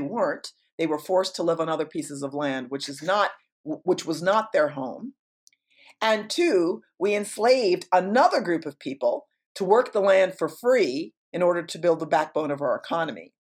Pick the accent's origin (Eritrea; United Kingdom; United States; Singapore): United States; New York; moved away; I'm incredibly New York